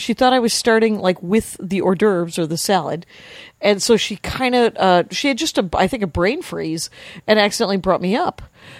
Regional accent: Wisconsin, United States; And I'm from Wisconsin.

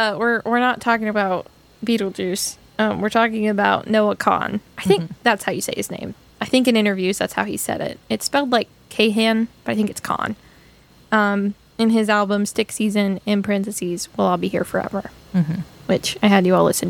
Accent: Appalachia, United States; having grown up in Appalachia.

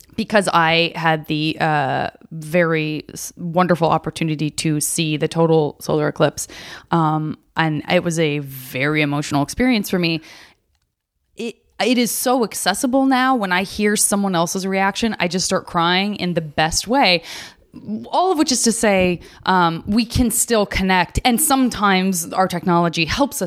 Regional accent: Arizona, United States; I'm from Arizona

